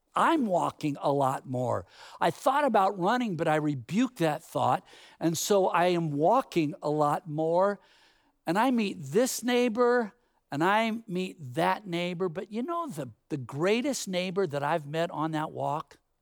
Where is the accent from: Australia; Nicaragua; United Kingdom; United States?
United States; Bay Area, California; growing up in the Bay Area, there were all kinds of orchards